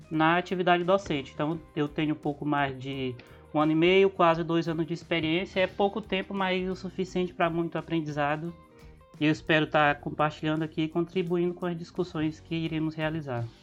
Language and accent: Portuguese; Rio Branco, Acre, Brazil; sou de Rio Branco Acre